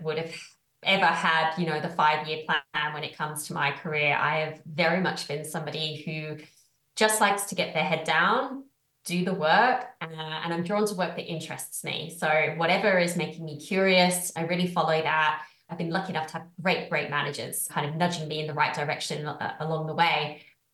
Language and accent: English; United Kingdom; moved away as an adult; also born or lived in Australia; I'm from the UK. Sometimes my accent confuses people